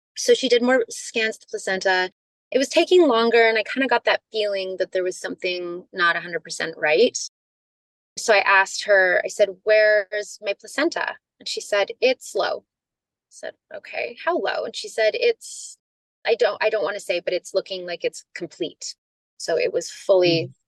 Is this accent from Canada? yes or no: yes; Canada; moved away; also born or lived in California; I'm from Canada.